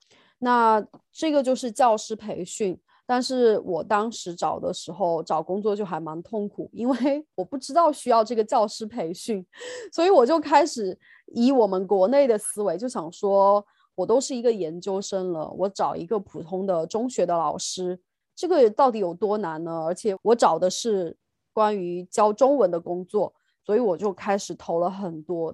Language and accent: Chinese; China; moved away as an adult; now in United Kingdom; 就像我们中国人，然 后在英国教